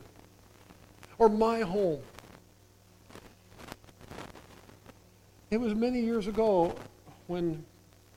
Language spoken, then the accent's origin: English; southeast of Zeeland, Michigan, United States; I grew up in Drent Christian Reformed Church, southeast of Zealand